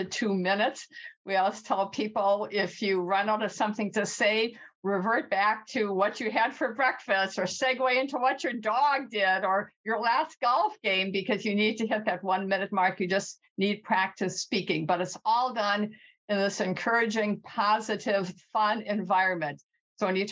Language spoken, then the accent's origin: English; Midwest, United States; accent: Midwest; moved away as an adult; now in California, United States; when we moved to California from the Midwest, and you might hear my Midwest accent